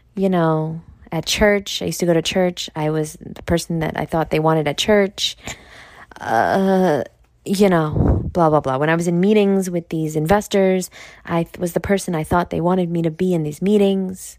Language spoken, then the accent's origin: English; New York, United States; I'm from New York and that's what we do there, Like, that's my accent